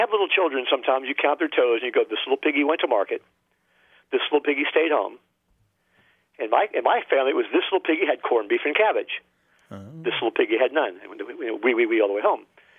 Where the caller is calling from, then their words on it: Sebastian, Florida, United States; from Sebastian, Florida. And I listened to your show